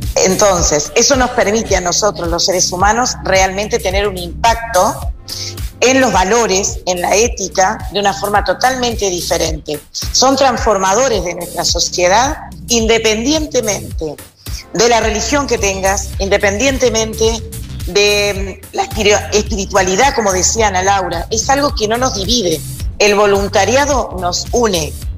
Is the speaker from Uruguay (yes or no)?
yes; Montevideo, Uruguay; Yo nací en Montevideo, vivo en Montevideo.